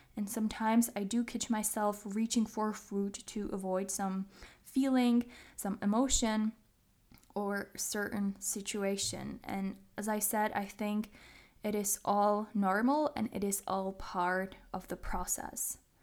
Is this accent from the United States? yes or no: no; Czechia; English is a second language; I am from the Czech Republic, if you didn't know. So English is not my native language